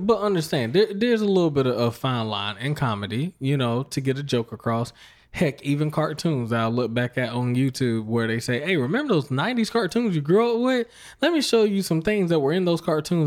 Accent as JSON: {"language": "English", "town": "Fayetteville", "region": "North Carolina", "country": "United States", "tie": "born or raised there", "said": "I grew up around Fayetteville, North Carolina, Fort Bragg Base."}